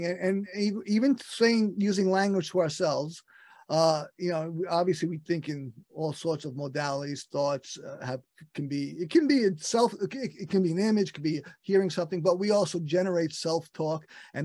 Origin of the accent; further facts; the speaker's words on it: New York City, New York, United States; another Brooklyn Paisan